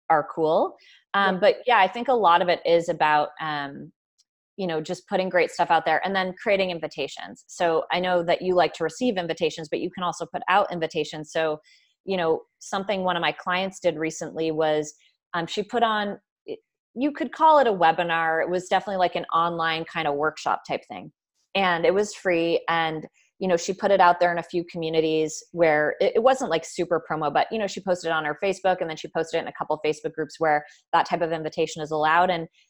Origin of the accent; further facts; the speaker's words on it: Burlington, Vermont, United States; I am from Vermont.